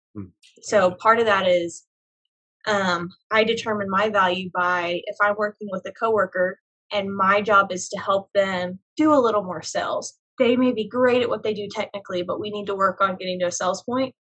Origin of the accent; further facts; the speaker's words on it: Tulsa, Oklahoma, United States; I grew up in Oklahoma.